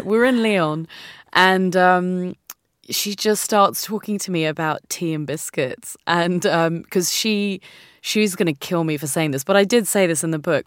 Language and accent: English; India; moved away; also born or lived in New Zealand; I'm Indian. Um, mm. This is half of my home.